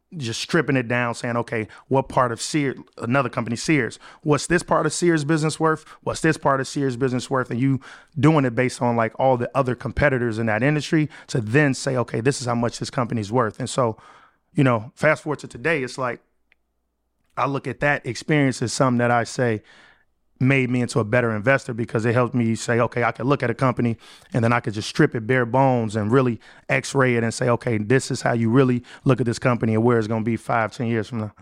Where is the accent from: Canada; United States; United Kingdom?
United States; Chicago, Illinois; moved away as an adult; I was able to move back to my hometown, Chicago